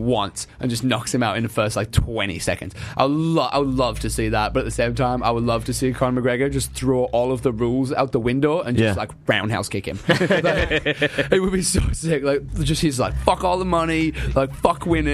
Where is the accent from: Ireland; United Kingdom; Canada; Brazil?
United Kingdom; England; moved away; I'm English